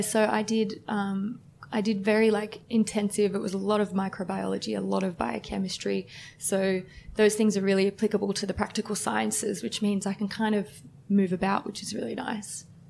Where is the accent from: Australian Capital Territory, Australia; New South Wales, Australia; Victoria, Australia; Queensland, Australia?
New South Wales, Australia; Woronora; born or raised there